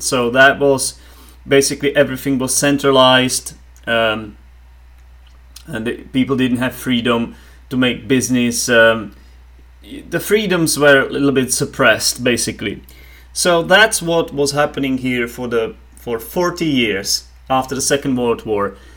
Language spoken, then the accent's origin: English; Czechia; first language Czech; English is a second language; in my native tongue, in Czech